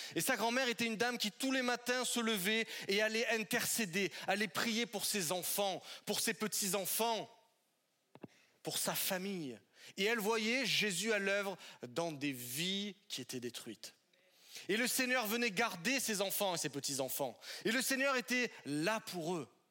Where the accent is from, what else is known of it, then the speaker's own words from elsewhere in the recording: southern French Alps, France; now in Paris, France; de là où je suis originaire, dans le sud des Alpes de la France